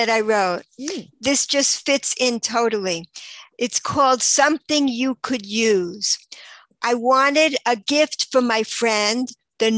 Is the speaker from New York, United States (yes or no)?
yes; New York, United States; moved away as an adult; also born or lived in Baltimore, Maryland; now in Israel; I grew up until I was 18. I was in New York